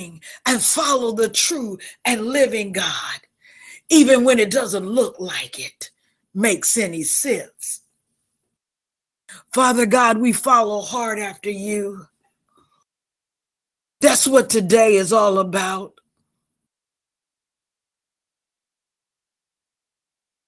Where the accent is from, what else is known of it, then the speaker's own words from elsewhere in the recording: Mississippi, United States; I'm from Mississippi